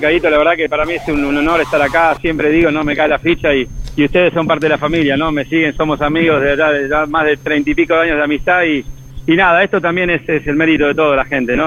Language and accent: Spanish; Argentina; now in United States; como argentino